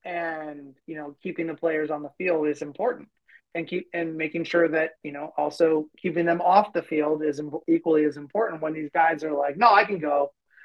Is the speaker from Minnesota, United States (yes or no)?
yes; Minnesota, United States; us being all Minnesotan